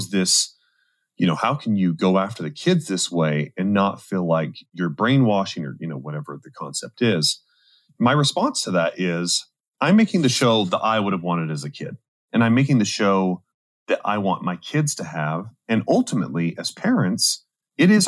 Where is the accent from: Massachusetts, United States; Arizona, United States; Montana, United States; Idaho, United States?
Idaho, United States; I grew up in Idaho